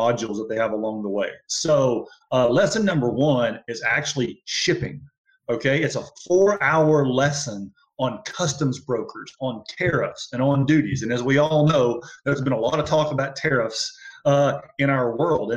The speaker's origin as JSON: {"language": "English", "region": "Alabama", "country": "United States", "said": "I'm from Alabama"}